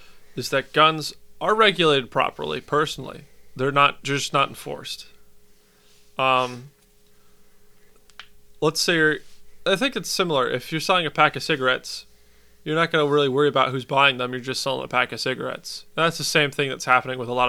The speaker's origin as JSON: {"language": "English", "country": "United States"}